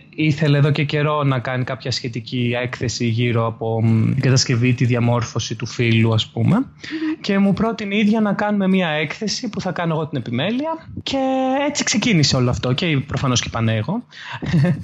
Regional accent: Athens, Attica, Greece; also born or lived in Volos; από Αθήνα. Ε, γεννήθηκα στην Αθήνα. Ε, μετακόμισα στο Βόλο στα 18 μου να σπουδάσω. Γύρισα πέρσι το 2018 από το Βόλο πάλι στην αθηνα

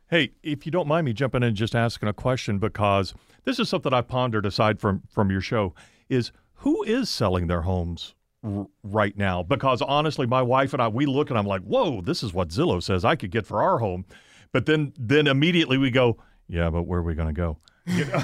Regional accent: Chester County, Pennsylvania, United States; I'm from the Chester County area

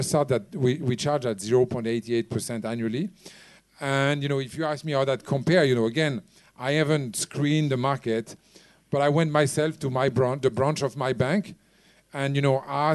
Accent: France; now in Hong Kong; I come from France

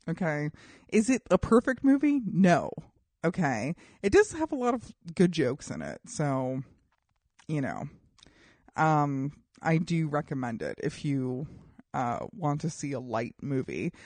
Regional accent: Colorado, United States; I grew up in Colorado

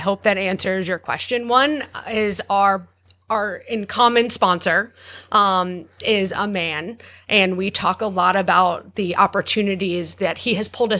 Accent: New York, United States; I'm a New Yorker.

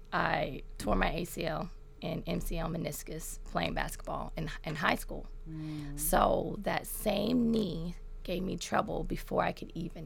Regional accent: Memphis, Tennessee, United States; Orange Mound. What's up? Throw them O's. Yes, yes, yes.

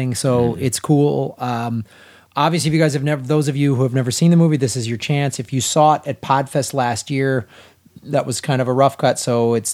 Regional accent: Chicago, Illinois, United States; I'm from Chicago

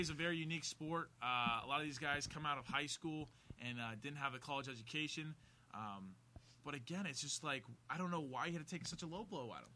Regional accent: Columbus, Ohio, United States; I'm from Columbus

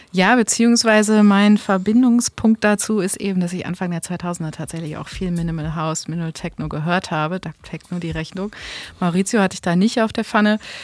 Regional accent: Hamburg, Germany; als Hamburger ist man da eben auch sehr patriotisch

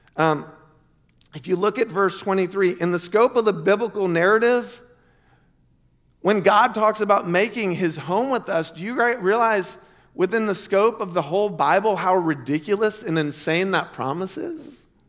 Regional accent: Lake Wales, Florida, United States; moved away as an adult; also born or lived in Chicago; our church growing up in Lake Wales

